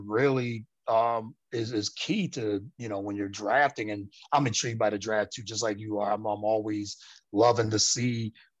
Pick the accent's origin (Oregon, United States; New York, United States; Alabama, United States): New York, United States; Elmira; now in Philadelphia, United States; No, I'm actually from upstate New York.